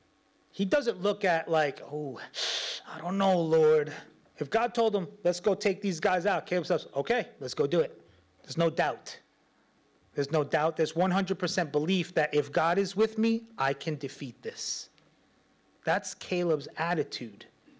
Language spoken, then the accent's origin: English; New York, United States; I'm from New York